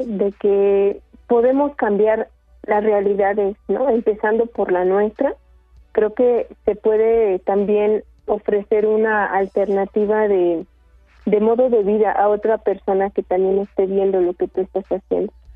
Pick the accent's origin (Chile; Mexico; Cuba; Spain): Mexico; Sierra Mixteca, Puebla; now in Milpa Alta, Mexico; nosotras no somos originarias de Milpalta, venimos de la Sierra Mixteca de Puebla.